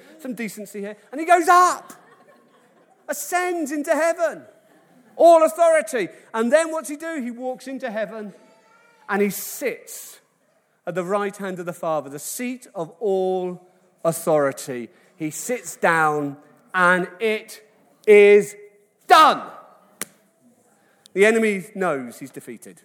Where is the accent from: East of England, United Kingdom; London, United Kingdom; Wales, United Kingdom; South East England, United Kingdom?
Wales, United Kingdom; I love it as a Welshman